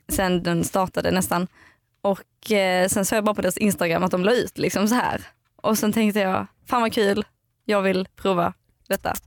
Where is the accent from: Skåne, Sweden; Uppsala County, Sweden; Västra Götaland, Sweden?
Skåne, Sweden; outside Eslöv, central; moved away; Jag kommer från eh, Skåne. Mitten, Skåne, mitten på Skåne